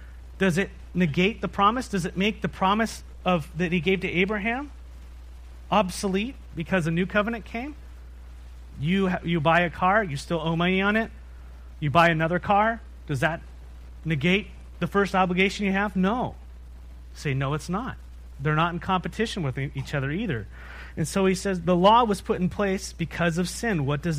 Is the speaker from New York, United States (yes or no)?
no; San Diego, California, United States; You know, we came from San Diego. You know that. And in San Diego, in North County, there's a place called the Wild Animal Park.